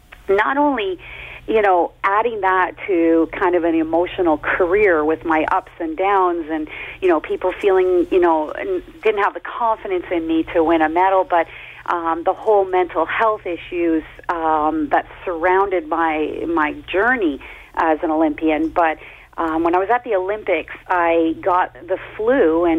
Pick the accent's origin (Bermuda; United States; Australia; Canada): Canada; To be skating not only in Canada, but in my home country was every athlete's dream.